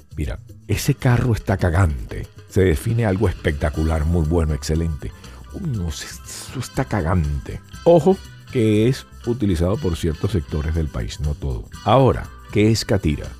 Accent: Venezuela; now in Miami, United States; yo soy venezolano, no soy peruano

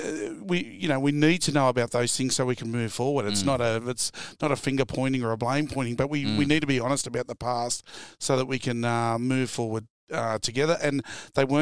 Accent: Sydney, New South Wales, Australia; me growing up in Wollumbeloo

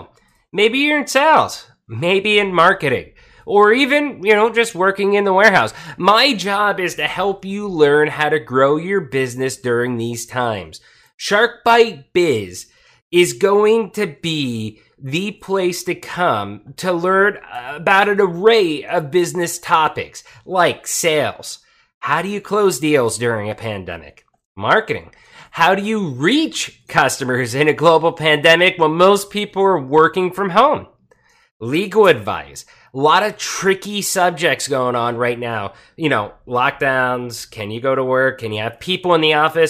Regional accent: Pottsville, Pennsylvania, United States; moved away as an adult; also born or lived in Tijuana, Mexico; I was born in Coal Country, Pennsylvania, a small city called Pottsville. And at 18, I wanted out.

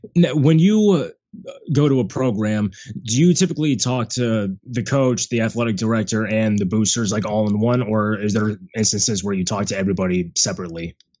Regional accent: Central Florida, United States; growing up in Central Florida

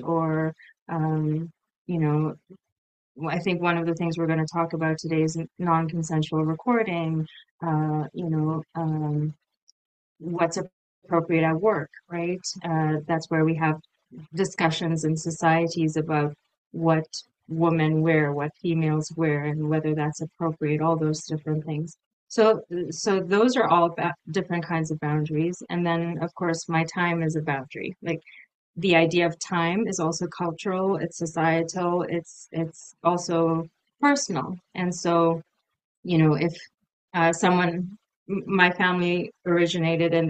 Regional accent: Canada; also born or lived in United Kingdom; I'm from Canada, I'm in Canada

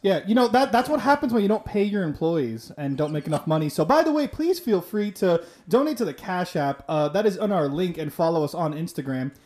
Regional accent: Miami, Florida, United States; I'm from Miami

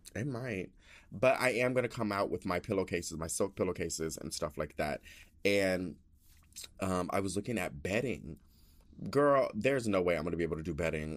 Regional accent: Denver, Colorado, United States; I'm all from Denver, Colorado.

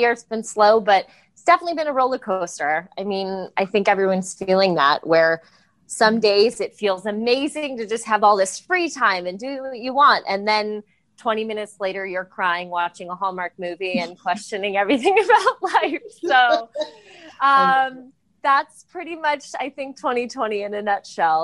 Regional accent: Los Angeles, California, United States; I grew up in LA, so I have a lot of random, you know, most people I know are in the industry in some way, just kind of a byproduct of growing up in Los Angeles

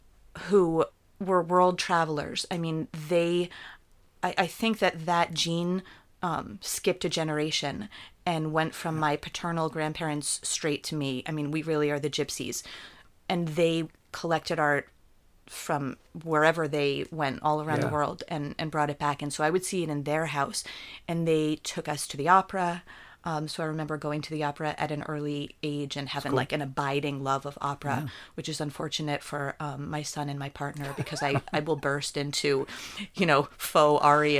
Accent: New Jersey, United States; In New Jersey. So New Jersey, okay. I was born in New Jersey, and central New Jersey.

